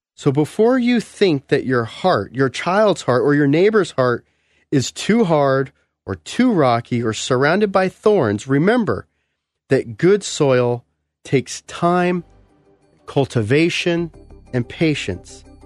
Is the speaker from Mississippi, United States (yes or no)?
no; California, United States; moved away; I come from California. We don't have crushed gravel, you know, driveways or, or roads.